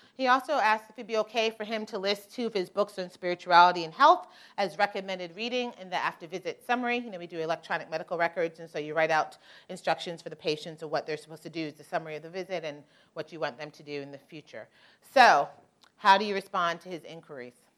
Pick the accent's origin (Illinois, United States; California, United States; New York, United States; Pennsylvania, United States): New York, United States; I'm originally from New York.